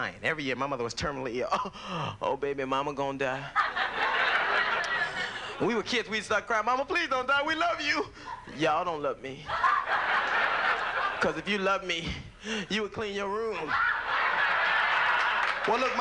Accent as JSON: {"language": "English", "town": "Los Angeles", "region": "California", "country": "United States", "tie": "born or raised there", "said": "I grew up in Los Angeles in a gang"}